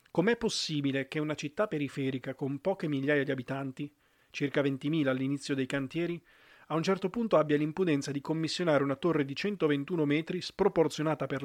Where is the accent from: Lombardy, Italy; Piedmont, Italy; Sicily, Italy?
Piedmont, Italy; Novara; la mia città d'origine, Novara